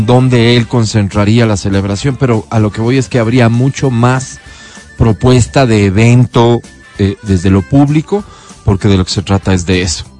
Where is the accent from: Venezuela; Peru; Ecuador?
Ecuador; Quito, Pichincha; nos identifiquen como quiteños